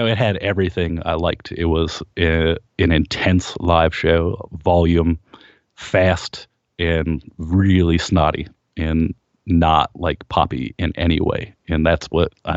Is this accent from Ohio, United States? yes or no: yes; Kent, Ohio, United States; we grew up in Kent, Ohio, and it was a big college town